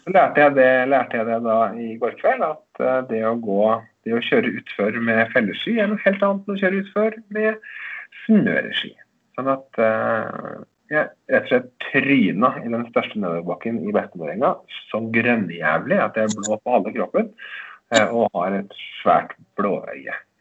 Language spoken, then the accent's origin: Norwegian; Eidskog, Innlandet, Norway; var sånn blomstringsdager i Eidskog, der jeg kommer fra